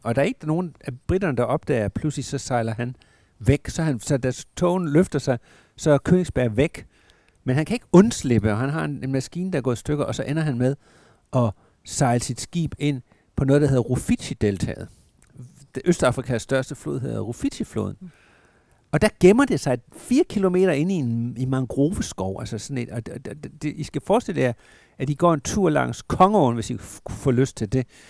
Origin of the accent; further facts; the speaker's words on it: Southern Jutland, Southern Denmark, Denmark; jeg er opvokset i Sønderjylland